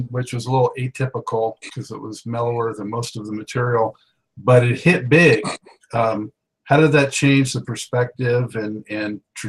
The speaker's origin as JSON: {"language": "English", "region": "West Coast", "country": "United States", "tie": "born or raised there", "said": "I grew up on the West Coast and just recently on the East Coast"}